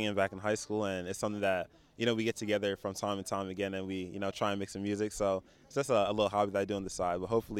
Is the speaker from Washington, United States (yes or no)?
no; Burlington Township, New Jersey, United States; I'm from Burlington Township, New Jersey.